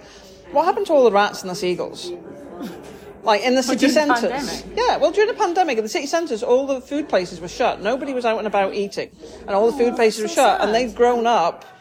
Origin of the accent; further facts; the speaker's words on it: United Kingdom; we're British